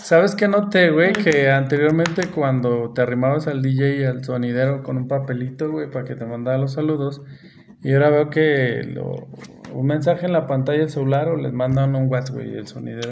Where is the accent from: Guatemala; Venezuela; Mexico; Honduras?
Mexico; San Luis Potosí; accent: potosino; Yo soy aquí del centro